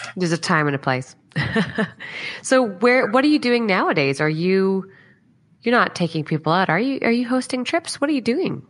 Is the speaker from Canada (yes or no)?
yes; Canada; now in Australia; I'm obviously Canadian and we were just back in Canada December, January.